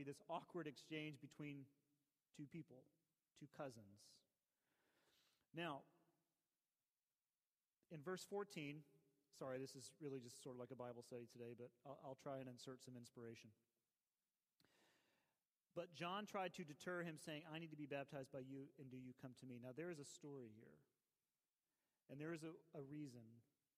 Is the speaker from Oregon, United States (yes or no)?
no; Atlanta, Georgia, United States; you know you've grown up here when you say fulfill. I was born in Piedmont Hospital